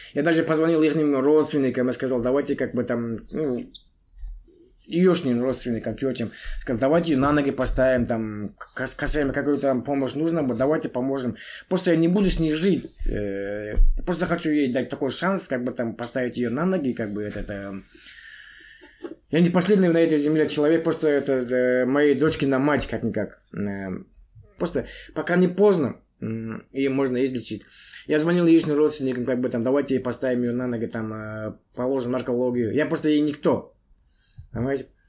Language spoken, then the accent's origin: Russian; Kentau, Turkestan Region, Kazakhstan; moved away as an adult; now in Astana, Kazakhstan; я вообще родился в Чемпионской области. Сейчас Туркестанская область, город Кентау. С 2010 года живу в Астане